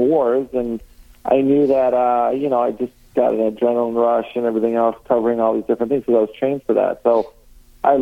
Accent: Chicago, Illinois, United States; I'm from Chicago

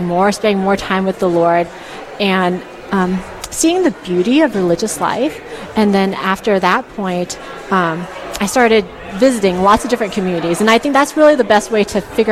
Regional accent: Southern California, United States; I grew up in Southern California

